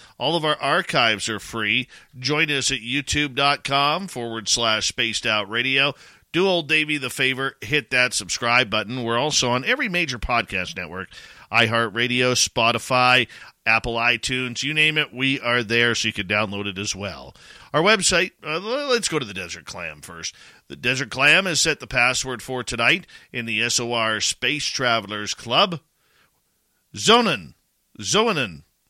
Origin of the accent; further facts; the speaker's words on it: Vancouver, British Columbia, Canada; I'm from Vancouver, who the hell are you? Kind of thing.